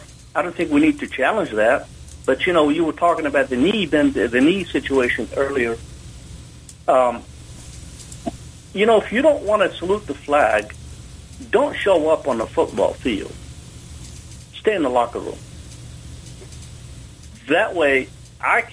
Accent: Jordan; now in United States; I was born in Jordan, which is a small country there in the Middle East.

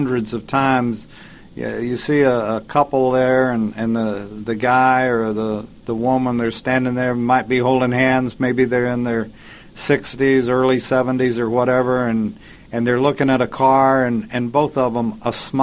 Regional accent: Lubbock, Texas, United States; moved away; You realize you hit on my hometown? You bought your T-Bird from in Lubbock, Texas

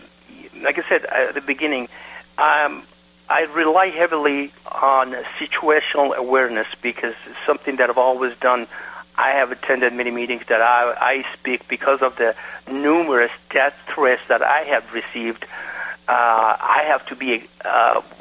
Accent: Iran; now in United States; I am from Iran. Because of the fact that in my country of Iran that I was born

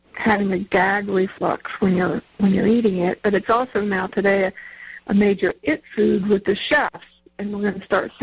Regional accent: Norfolk, Virginia, United States; When I was a kid, I grew up in Norfolk, Virginia

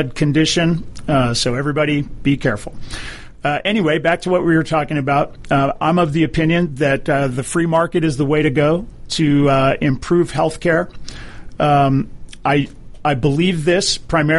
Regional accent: Hawaii, United States; now in Atlanta, United States; I grew up in Hawaii. My father was a naval officer

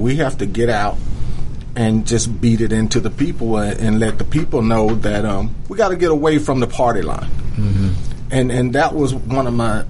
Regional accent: DeKalb County, Georgia, United States; I'm born and raised in DeKalb.

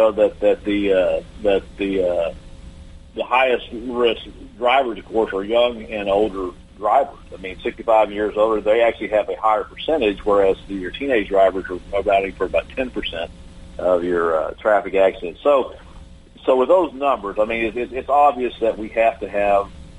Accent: Texas, United States; my home state here in Texas

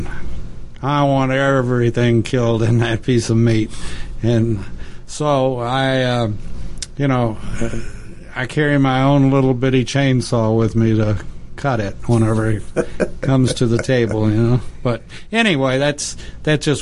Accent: Texas, United States; I'm from Texas, as you probably know, and I've worked cattle ever since I was almost 2 years old

